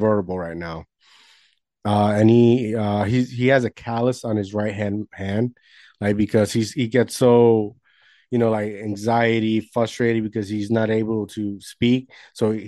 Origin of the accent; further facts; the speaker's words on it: New Jersey, United States; I'm from New Jersey